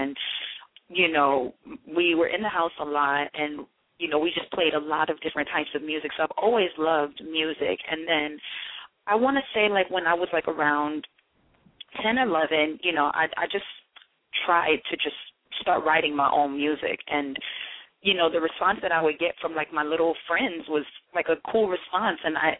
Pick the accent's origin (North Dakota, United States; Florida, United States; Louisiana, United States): Florida, United States; Miramar; also born or lived in Mandeville, Jamaica; now in New York City, United States; I'm originally from Florida, from South Florida, Miramar, Florida. I was raised back and forth between Miramar and Mandeville, Jamaica. I would go back and forth a lot.